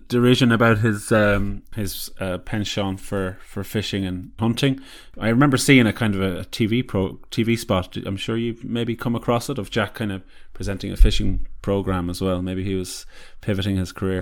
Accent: Ballina, Connacht, Ireland; my hometown of Ballina and Mayo

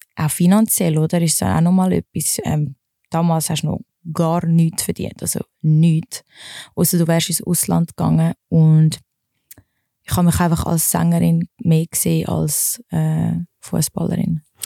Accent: Wallisellen, Zurich, Switzerland; also born or lived in Dübendorf; Ich bin in Wallisellen slash Dübendorf aufgewachsen.

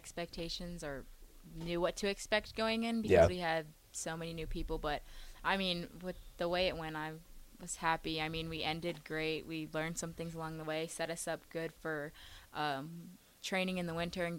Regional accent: California, United States; moved away as an adult; also born or lived in Oregon; now in Nebraska, United States; I'm from California.

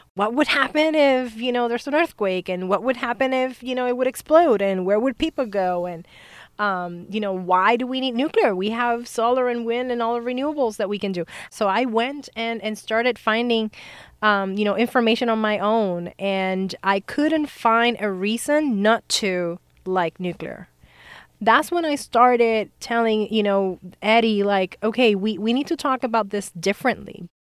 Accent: Puerto Rico; moved away; we are born and raised in Puerto Rico

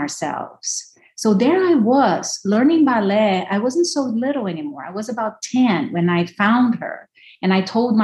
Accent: Brasília, Federal District, Brazil; also born or lived in São Paulo; I was growing up in Brasilia, so the capital of Brazil, middle of nowhere

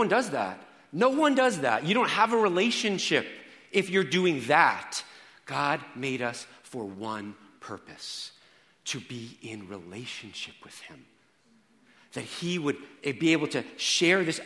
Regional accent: Rockland County, New York, United States; I grew up in Rockland County.

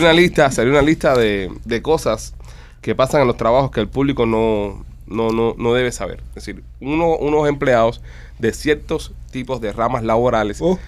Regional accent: Cuba; así como somos nosotros los cubanos

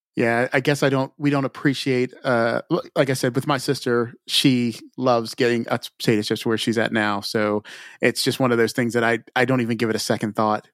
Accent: Montgomery County, Maryland, United States; also born or lived in Frederick County, Maryland; I grew up in Montgomery County, which is a little south of where I'm at now

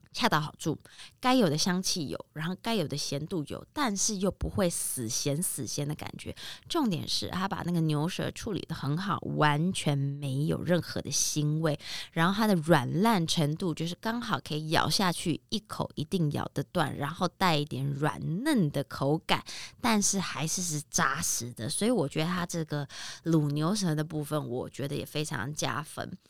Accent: Taiwan; 我们台湾人

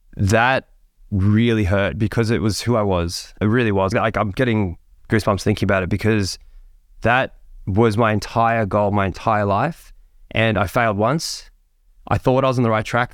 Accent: Sydney, New South Wales, Australia; I'm a kid that grew up in Sydney. I grew up in the Hills District of, of there

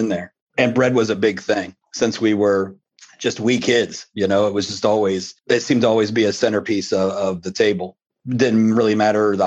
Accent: Columbus, Ohio, United States; also born or lived in Cleveland, Ohio; We moved down here when I was pretty young from Cleveland

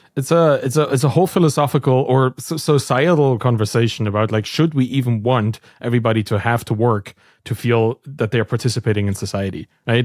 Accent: East Germany, Germany; I'm from East Germany

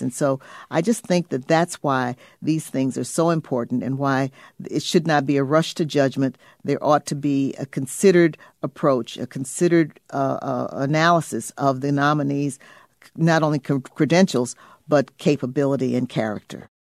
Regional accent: Illinois, United States; I come from Illinois

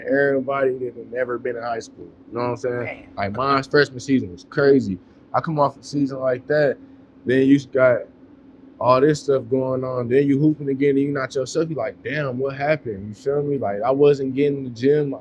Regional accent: West Coast, United States; now in North Carolina, United States; I'm from the West Coast

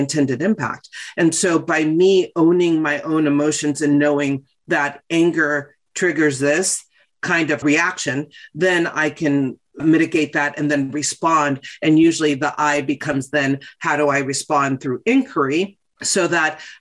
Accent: West Hollywood, California, United States; I grew up in West Hollywood

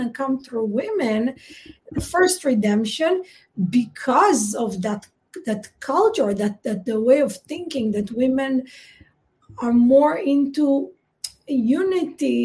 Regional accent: Israel; you and I grew up in Israel.

